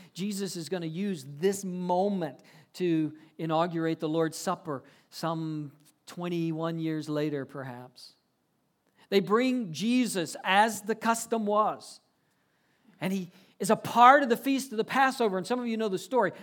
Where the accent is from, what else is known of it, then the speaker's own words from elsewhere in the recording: Georgia, United States; moved away as an adult; also born or lived in South Carolina / Fort Worth, Texas; I grew up in Georgia, lived a little while, went to college in South Carolina.